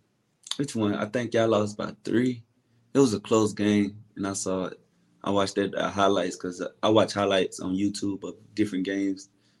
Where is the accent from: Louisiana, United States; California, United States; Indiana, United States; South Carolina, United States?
Louisiana, United States; Kentwood; Kentwood, Louisiana. It's like an hour away from Baton Rouge in New Orleans.